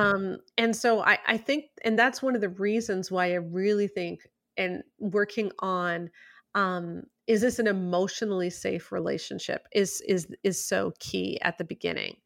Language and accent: English; Canada; I'm speaking as a Canadian